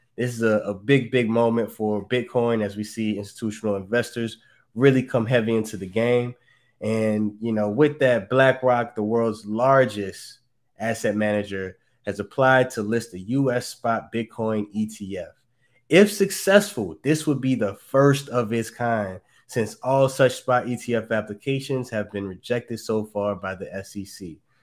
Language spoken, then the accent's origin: English; New Orleans, Louisiana, United States; moved away; back down in my hometown, in my city